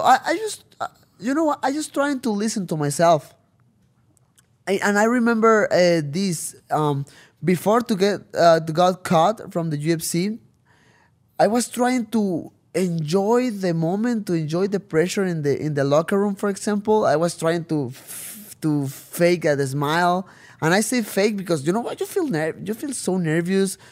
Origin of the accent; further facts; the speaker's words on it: Tijuana, Baja California, Mexico; first language Spanish; English is a second language; I came back to Tijuana